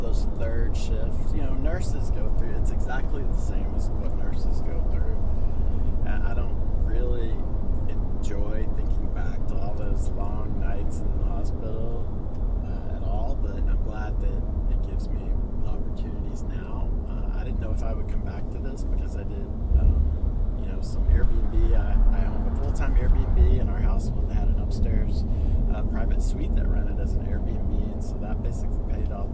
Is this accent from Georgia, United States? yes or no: no; Kentucky, United States; moved away as an adult; also born or lived in Louisville, Kentucky; I grew up in Kentucky